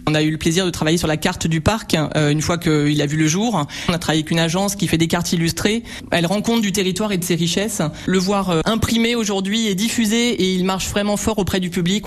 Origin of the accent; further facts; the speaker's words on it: Normandy, France; now in Aubignan, France; moi je suis pas d'ici, je suis normande.